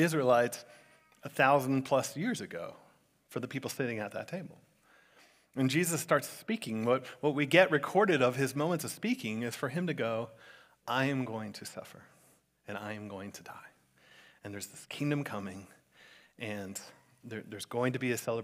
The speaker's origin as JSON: {"language": "English", "region": "South Florida", "country": "United States", "tie": "born or raised there", "said": "growing up in South Florida, I've been to like 1,000 bar mitzvahs and bat mitzvahs"}